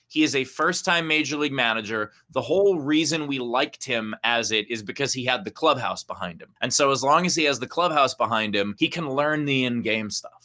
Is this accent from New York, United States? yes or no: yes; New York City, New York, United States; also born or lived in Forest Hills / Rego Park / Long Island City / Bellerose; So born and raised in uh, well, I guess not born, but raised in uh, Briarwood